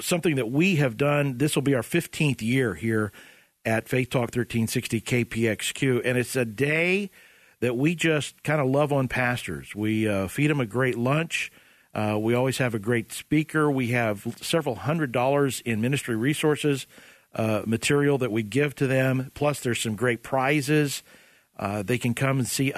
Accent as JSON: {"language": "English", "region": "Oklahoma", "country": "United States", "said": "I'm from Oklahoma."}